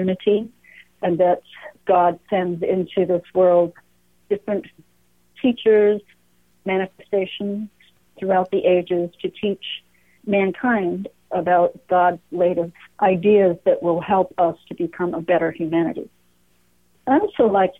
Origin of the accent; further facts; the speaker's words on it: Greenfield, Massachusetts, United States; I grew up in Western Massachusetts, in Greenfield, actually, not far from Amherst and the famous UMass